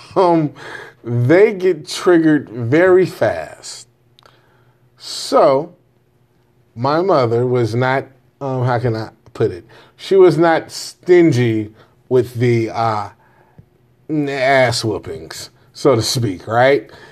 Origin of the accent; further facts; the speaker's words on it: Jamaica; I'm Jamaican.